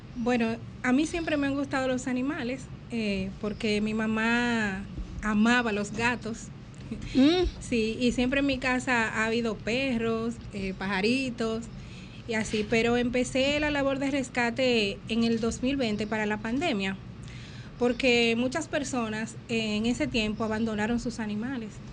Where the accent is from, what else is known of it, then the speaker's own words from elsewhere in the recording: Villa Altagracia, San Cristóbal, Dominican Republic; de mi pueblo, Villa Altagracia